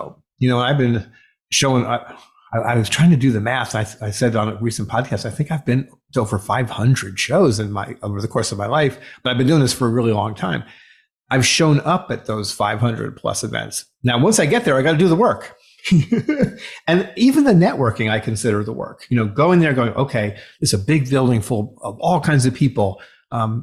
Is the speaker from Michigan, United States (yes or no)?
no; South Florida, United States; I grew up in South Florida